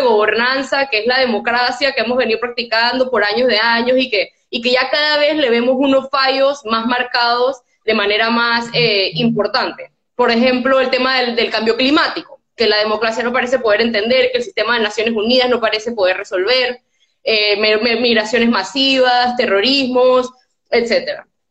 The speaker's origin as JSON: {"language": "Spanish", "country": "Panama", "tie": "born or raised there", "also_born_or_lived": "Switzerland", "moved": "as an adult", "said": "yo había vivido toda mi vida aquí y era todo lo que yo conocía"}